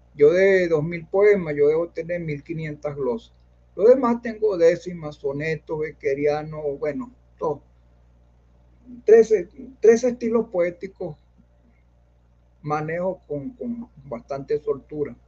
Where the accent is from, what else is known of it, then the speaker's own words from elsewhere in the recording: Caracas, Capital District, Venezuela; also born or lived in Carrizal, Miranda; yo nací en Caracas también, pero yo, yo viví mucho tiempo en Carrizal, en los Tecos.